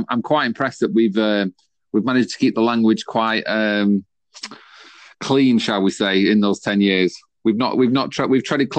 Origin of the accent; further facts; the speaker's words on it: Manchester, North West England, United Kingdom; we are all from Manchester.